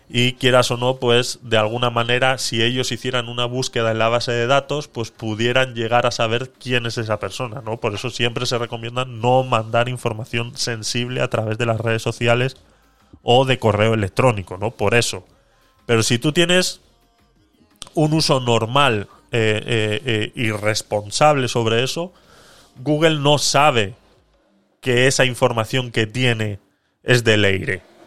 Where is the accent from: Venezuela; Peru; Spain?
Spain; Vitoria-Gasteiz, Basque Country; moved away as an adult; also born or lived in Panama; soy vasco, de Vitoria.